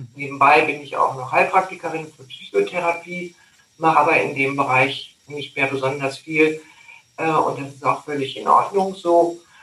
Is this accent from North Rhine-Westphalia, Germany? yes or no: yes; North Rhine-Westphalia, Germany; now in Lake Constance, Germany; ich bin ja in Nordrhein-Westfalen groß geworden